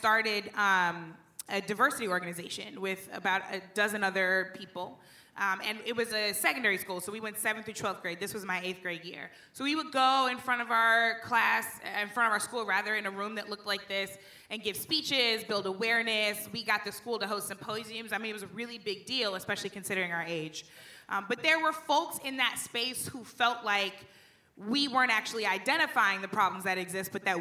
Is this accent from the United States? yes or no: yes; St. Louis, Missouri, United States; I grew up in St. Louis